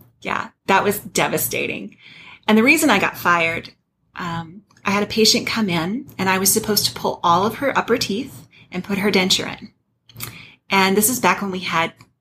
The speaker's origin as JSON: {"language": "English", "town": "Flagstaff", "region": "Arizona", "country": "United States", "tie": "born or raised there", "also_born_or_lived": "Birmingham, Alabama / Phoenix, Arizona", "said": "I grew up in Flagstaff, and I went to Northern Arizona University"}